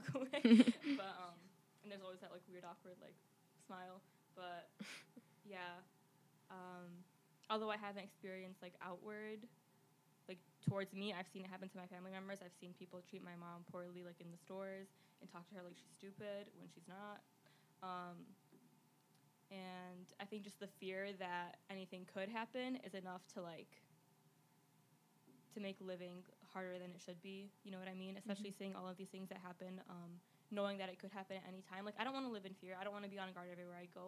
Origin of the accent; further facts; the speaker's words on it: Dearborn, Michigan, United States; we're both from Dearborn